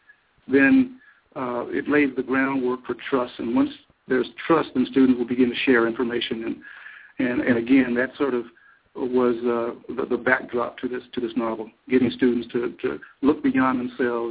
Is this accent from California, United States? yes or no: no; Missouri, United States; moved away as an adult; also born or lived in Wisconsin; now in Madison, United States; I'm originally from Missouri.